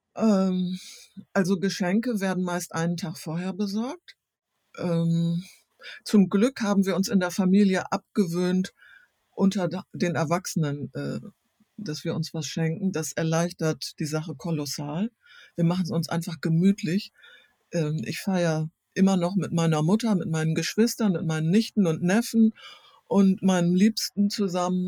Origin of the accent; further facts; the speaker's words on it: East Frisia, Lower Saxony, Germany; now in Hamburg, Germany; als Ostfriesin